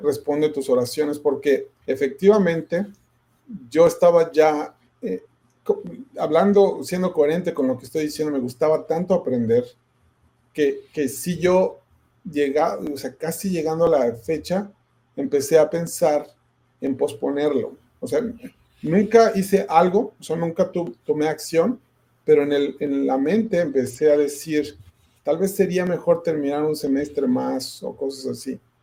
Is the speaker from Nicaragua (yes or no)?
no; Ecatepec, State of Mexico, Mexico; moved away as an adult; now in United States; toda mi, mi, infancia y mi juventud, de hecho nunca viví en la Ciudad de México como tal, yo nada más me llevo mi mamá fue allá que yo naciera, pero vivíamos siempre en el Estado de México, este, en la hermana República de Catepec